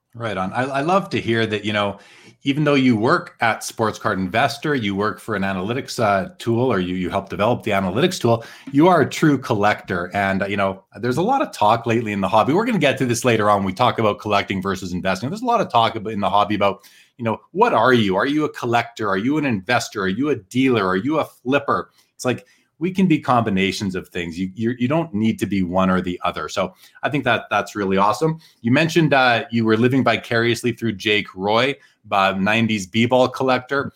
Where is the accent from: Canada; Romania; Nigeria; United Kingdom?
Canada; Winnipeg, Manitoba; born or raised there